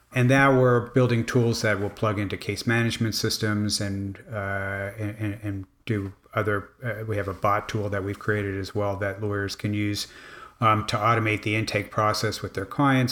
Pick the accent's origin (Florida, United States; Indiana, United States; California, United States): Florida, United States; Miami; I grew up in Miami